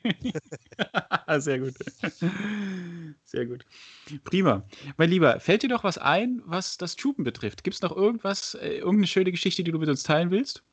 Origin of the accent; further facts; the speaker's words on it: Frankfurt area, Hesse, Germany; moved away; ich habe ja auch lange in Frankfurt und Umgebung gewohnt. Ähm, ich komme ja aus der Ecke.